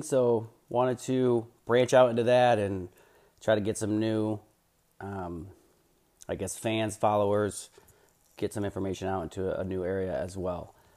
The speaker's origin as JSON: {"language": "English", "region": "Iowa", "country": "United States", "tie": "born or raised there", "said": "I'm obviously an, an Iowa Hawkeye guy, growing up in Iowa"}